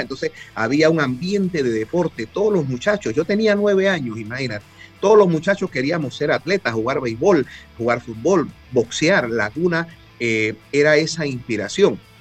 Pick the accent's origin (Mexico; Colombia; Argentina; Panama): Panama; me identifiqué como panameño